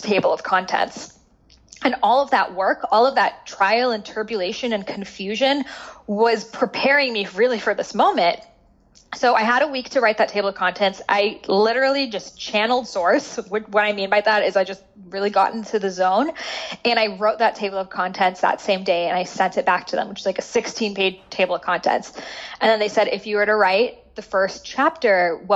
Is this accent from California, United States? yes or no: no; Boston, Massachusetts, United States; I grew up in Boston